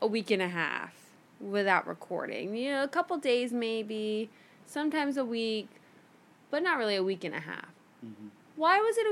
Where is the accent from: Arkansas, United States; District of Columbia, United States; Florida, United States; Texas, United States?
Florida, United States; Miami; moved away; go home to Miami